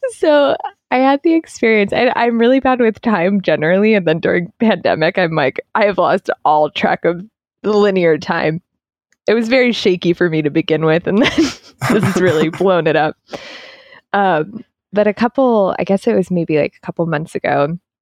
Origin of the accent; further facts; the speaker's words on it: East Coast, United States; I'm from the East Coast